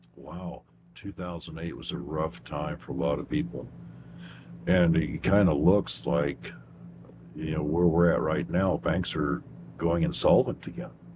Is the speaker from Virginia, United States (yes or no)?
no; Kentucky, United States; moved away; I grew up in Kentucky